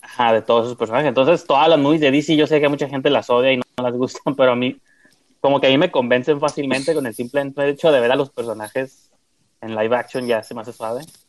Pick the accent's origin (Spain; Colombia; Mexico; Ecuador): Mexico; northern Mexico; somos norteños